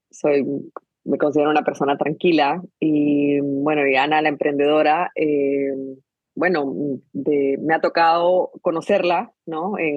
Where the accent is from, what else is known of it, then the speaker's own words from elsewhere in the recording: Guatemala; born there; me gusta simplemente decir que, que, nací en Guatemala, pero, pero realmente ya en mí hay un poquito de, de todo.